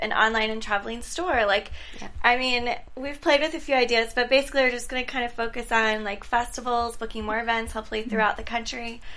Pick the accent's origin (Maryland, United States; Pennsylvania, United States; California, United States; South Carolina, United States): Maryland, United States; Ocean City; moved away; I'm from Ocean.